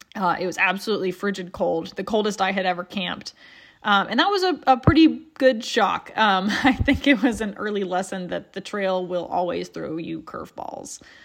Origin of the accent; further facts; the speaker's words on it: Appalachia, United States; being Appalachian